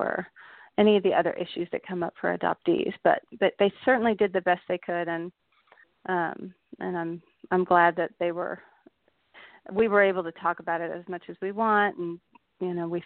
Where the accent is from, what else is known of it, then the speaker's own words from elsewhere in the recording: Dallas, Texas, United States; also born or lived in Austin, Texas; I grew up in Dallas. I was born in Dallas, Texas